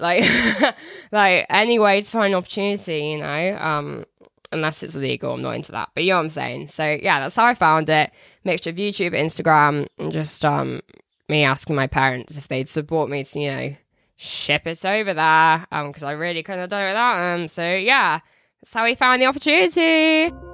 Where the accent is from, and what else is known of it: Telford, West Midlands, United Kingdom